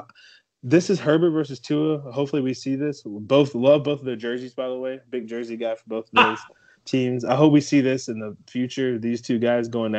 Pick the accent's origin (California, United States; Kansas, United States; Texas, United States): California, United States; San Diego; I'm from San Diego